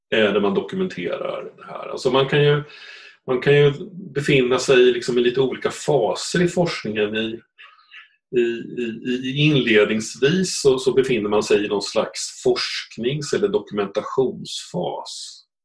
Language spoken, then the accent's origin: Swedish; Östergötland, Sweden; accent: Östergötland; Jag, sitter visserligen nere i Östergötland just nu, för jag är uppvuxen där